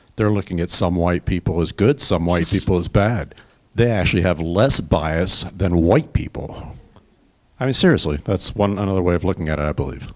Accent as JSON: {"language": "English", "country": "South Africa", "tie": "born or raised there", "said": "I grew up in South Africa"}